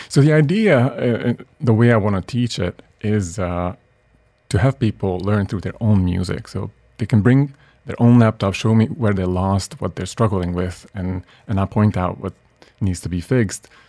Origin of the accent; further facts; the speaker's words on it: Budapest, Hungary; moved away as an adult; also born or lived in Boston / New York; Originally from Budapest, yeah, Hungary, and where I lived until I was 23.